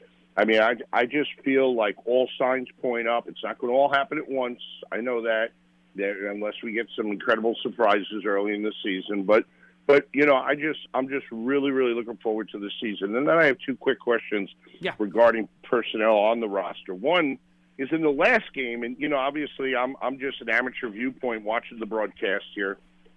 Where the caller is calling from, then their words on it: Charleston, United States; from Charleston.